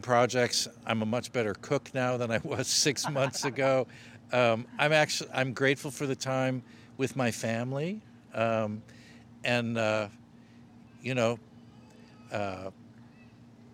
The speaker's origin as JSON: {"language": "English", "town": "Chicago", "region": "Illinois", "country": "United States", "tie": "born or raised there", "said": "I was born in Chicago and went to music school here, DePaul University, got a degree in music"}